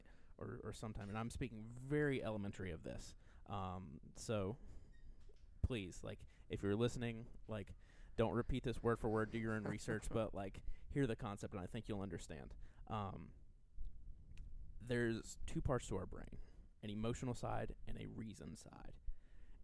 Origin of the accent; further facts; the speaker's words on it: rural Southwest Virginia, United States; I grew up in rural Southwest Virginia. Sometimes my accent makes it makes some words hard for that I say to be understood.